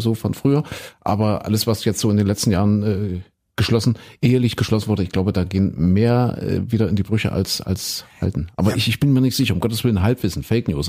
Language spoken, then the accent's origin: German; East Germany, Germany; ich bin ja ein Kind der DDR